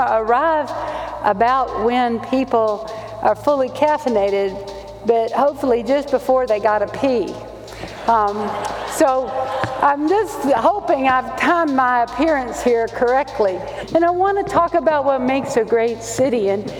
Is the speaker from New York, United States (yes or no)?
no; Louisiana, United States; I'm Cajun, too, and honest to God, you know, there's nothing funnier to a Cajun than a person taking themselves real seriously.